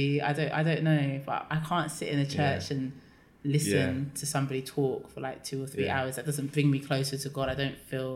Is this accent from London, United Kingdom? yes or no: yes; London, United Kingdom; I'm from London